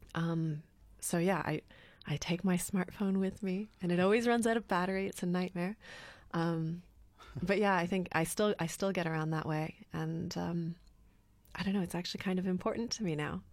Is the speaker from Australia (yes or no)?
no; Canada; also born or lived in United Kingdom; now in Berlin, Germany; in Canada when I was growing up